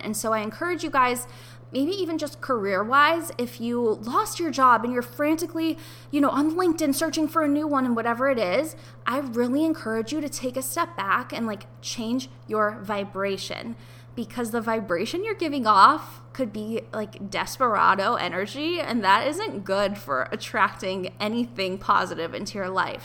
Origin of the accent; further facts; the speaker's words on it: Ohio, United States; moved away as an adult; also born or lived in New York; I had to move out of my apartment in New York and I had to move back home to my parents' house in Ohio